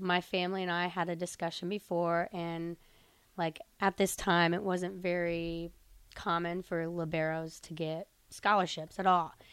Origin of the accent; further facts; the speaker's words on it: Sterling, Illinois, United States; moved away as an adult; now in Nebraska, United States; I'm from Sterling, Illinois, so it's mm-hmm. kind of a smaller town in Illinois